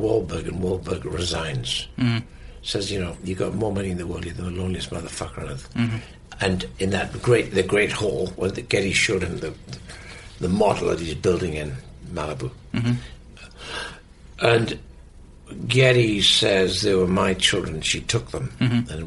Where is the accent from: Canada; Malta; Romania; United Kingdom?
United Kingdom; the north of England; So being British, I'm the opposite. Because I'm from the north of England